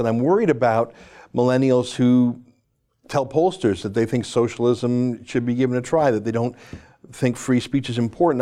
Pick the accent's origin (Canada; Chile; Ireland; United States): Canada; I'm a Canadian, proud to be, don't wanna leave